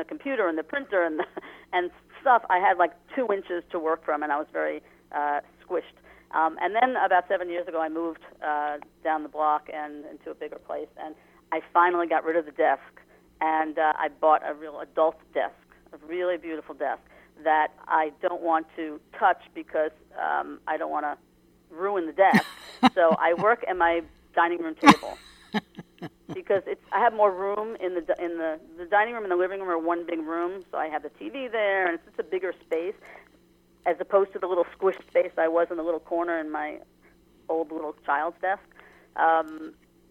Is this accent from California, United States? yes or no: no; Long Island, New York, United States; as a female growing up in Long Island years ago